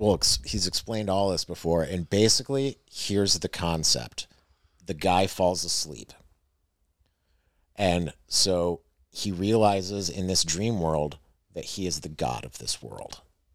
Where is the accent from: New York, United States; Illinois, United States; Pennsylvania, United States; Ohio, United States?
New York, United States; Western; Do I turn on my flashers or do I admit I'm from Western New York? I'm still from Western New York.